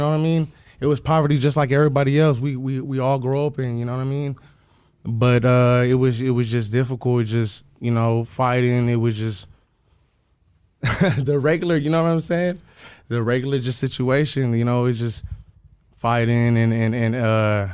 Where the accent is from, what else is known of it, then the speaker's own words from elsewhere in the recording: Bay Area, California, United States; also born or lived in South Central Los Angeles; I grew up in the Bay Area as well as South Central LA.